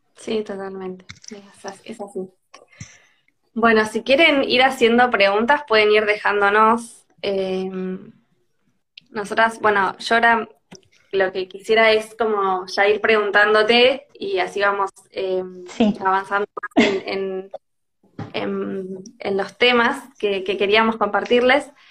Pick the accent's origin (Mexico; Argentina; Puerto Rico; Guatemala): Argentina; Tandil, Buenos Aires Province; yo soy de Tandil